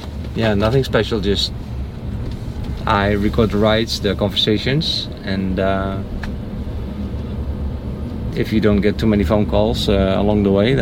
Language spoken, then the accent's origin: English; Netherlands; moved away; I'm from the Netherlands.